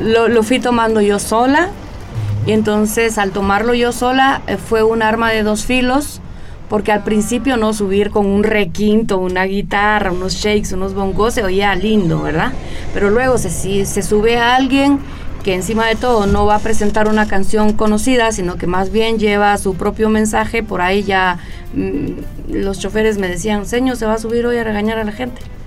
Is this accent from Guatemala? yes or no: yes; Guatemala; yo soy una, ciudadana guatemalteca